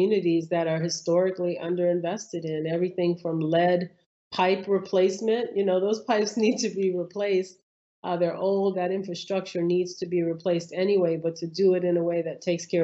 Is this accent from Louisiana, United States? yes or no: yes; New Orleans, Louisiana, United States; I grew up in New Orleans